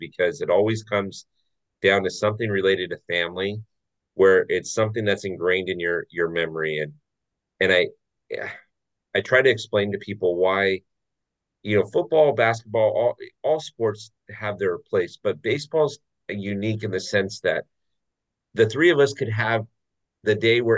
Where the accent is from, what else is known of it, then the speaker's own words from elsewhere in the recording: Orange County, California, United States; I grew up in Orange County